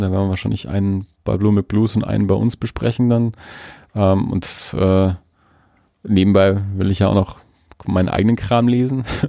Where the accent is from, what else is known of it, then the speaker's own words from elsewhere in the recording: Germany; ich dann als Deutscher, der auf Englisch spricht